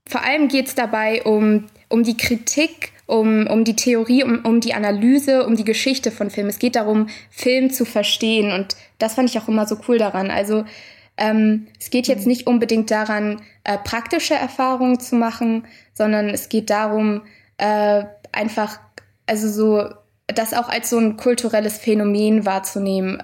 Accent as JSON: {"language": "German", "town": "Mainz", "region": "Rhineland-Palatinate", "country": "Germany", "tie": "born or raised there", "said": "ich bin tatsächlich auch in Mainz geboren."}